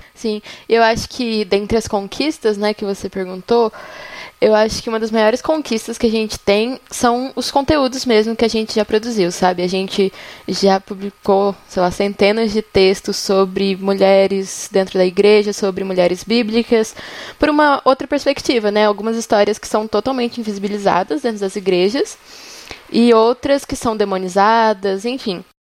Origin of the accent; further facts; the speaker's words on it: São Paulo, Brazil; now in São João del Rei, Brazil; Eu sou de São Paulo, mas moro em São João del Rei, Minas Gerais